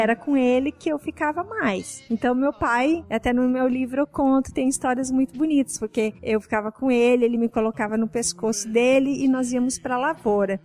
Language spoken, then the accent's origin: Portuguese; interior near Passo Fundo, Rio Grande do Sul, Brazil; moved away; eu sou do interior da Vicanabarro, a minha cidade, fica perto de Passo Fundo